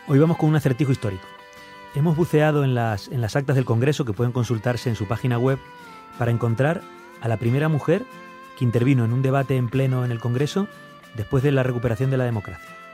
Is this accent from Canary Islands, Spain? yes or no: no; Galicia, Spain; yo soy gallego